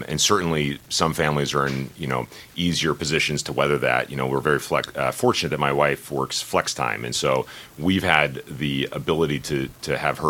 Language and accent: English; San Diego, California, United States; moved away as an adult; now in Grand Forks, United States; I grew up in San Diego